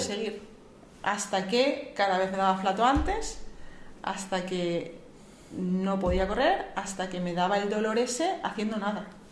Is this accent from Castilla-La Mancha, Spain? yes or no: yes; Sigüenza, Castilla-La Mancha, Spain; now in Madrid, Spain; yo soy un pueblo de Guadalajara